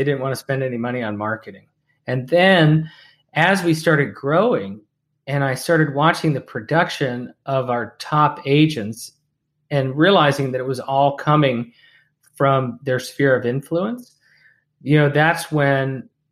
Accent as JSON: {"language": "English", "town": "Pittsburgh", "region": "Pennsylvania", "country": "United States", "tie": "born or raised there", "also_born_or_lived": "Bethel Park, Pennsylvania / Falls Church, Virginia", "moved": "yes", "said": "I grew up in Pittsburgh"}